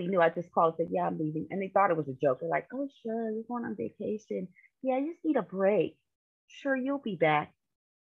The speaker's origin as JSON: {"language": "English", "region": "California", "country": "United States", "moved": "as an adult", "lives_now": "Philadelphia, United States", "said": "I currently live in Pennsylvania. I am originally from California. So I like to say I'm a Cali girl seasoned with Philly"}